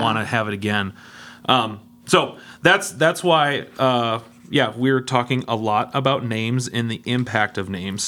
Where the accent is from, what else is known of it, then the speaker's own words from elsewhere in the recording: Denver, Colorado, United States; I was born in Denver, Colorado